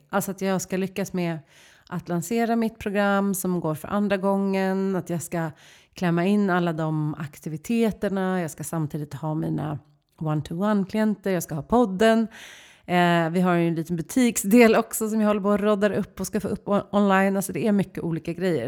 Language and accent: Swedish; Stockholm, Stockholm County, Sweden; som stockholmare